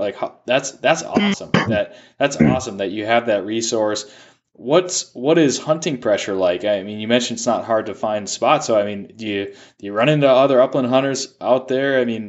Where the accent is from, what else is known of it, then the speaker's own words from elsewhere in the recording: Minnesota, United States; And I know you were in my state, my home state this year. You're in Minnesota